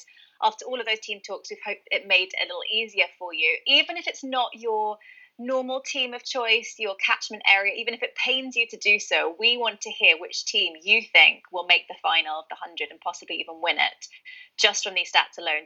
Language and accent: English; London, United Kingdom; I am from London